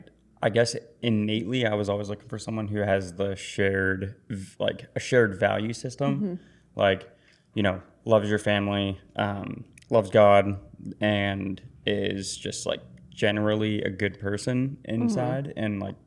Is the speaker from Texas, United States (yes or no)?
no; Pittsburgh, Pennsylvania, United States; from Pittsburgh. So it's like, in season right now